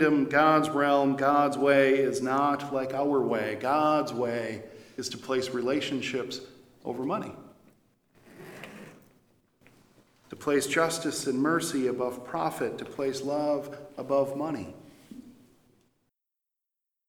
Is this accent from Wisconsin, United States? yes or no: yes; Janesville, Wisconsin, United States; now in Eau Claire, United States; going down to Janesville, my hometown